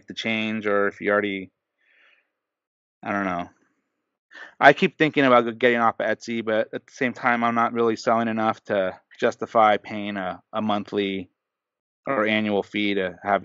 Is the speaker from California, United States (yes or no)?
yes; Southern California, United States; I'm from Southern California, but I've been brainwashed as a child.